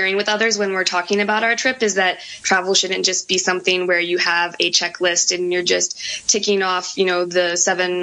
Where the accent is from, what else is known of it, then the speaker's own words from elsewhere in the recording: United States; as an American